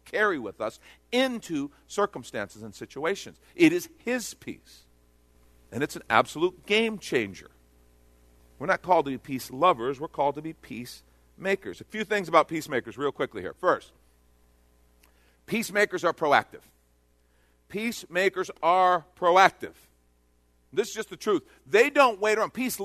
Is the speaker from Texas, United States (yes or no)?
yes; Texas, United States; I'm from Texas